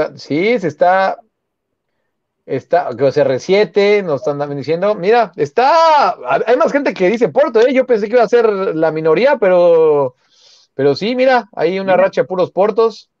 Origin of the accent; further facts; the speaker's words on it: Mexico City, Mexico; Yo soy Xochimilca, yo, yo soy de Jardines